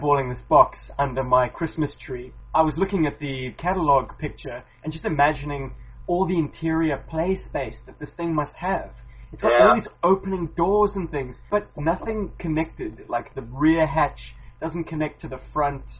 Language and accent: English; Cape Town, Western Cape, South Africa; growing up in Cape Town